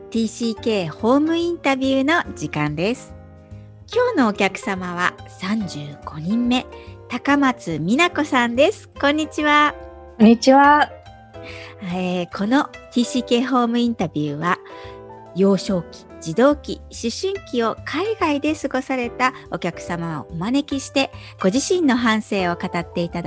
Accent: Dallas, Texas, United States; born there; アメリカのテキサス州のダラス市です

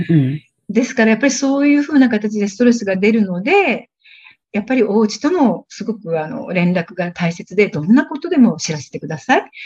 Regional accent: Tokyo, Japan; first language Japanese; moved away as an adult; now in Thailand; 私はあの、東京生まれで、本当に普通の日本人の家庭に育ちました。大学まで親元から通っていたという

